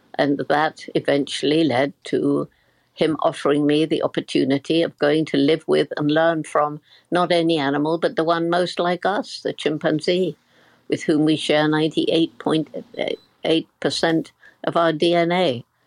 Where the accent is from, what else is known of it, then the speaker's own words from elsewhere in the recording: Bournemouth, South West England, United Kingdom; I'm in the house where I grew up in Bournemouth, in the south of England